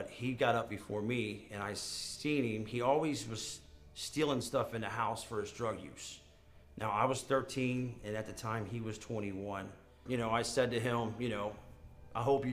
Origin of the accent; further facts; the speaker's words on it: Cincinnati, Ohio, United States; I'm from Cincinnati, Ohio